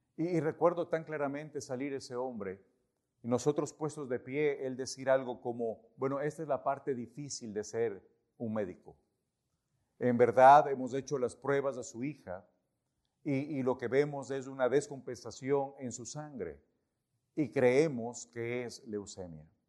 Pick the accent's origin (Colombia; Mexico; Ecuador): Ecuador; moved away as an adult; nosotros somos ecuatorianos